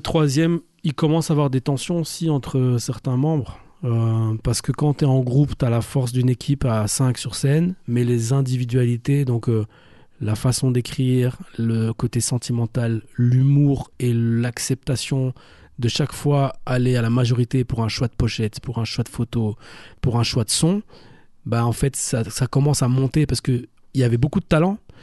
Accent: Brussels, Brussels-Capital Region, Belgium; also born or lived in Namur; Moi je suis un Bruxellois, je suis un Bruxellois qui est liégeois d'adoption

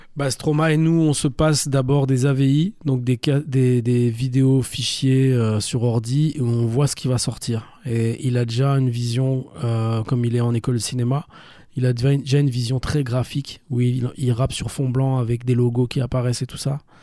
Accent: Brussels, Brussels-Capital Region, Belgium; also born or lived in Namur; Moi je suis un Bruxellois, je suis un Bruxellois qui est liégeois d'adoption

